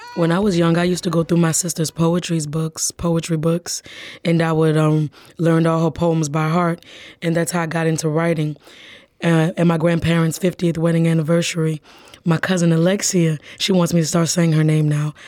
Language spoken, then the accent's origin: English; New Orleans, Louisiana, United States; I grew up in New Orleans, right around the corner from a theme park